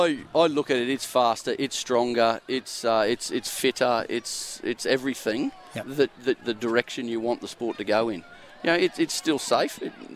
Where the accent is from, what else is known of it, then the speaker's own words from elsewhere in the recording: Toowoomba, Queensland, Australia; moved away as an adult; also born or lived in Brisbane / Perth; I grew up in Toowoomba, just west of Toowoomba.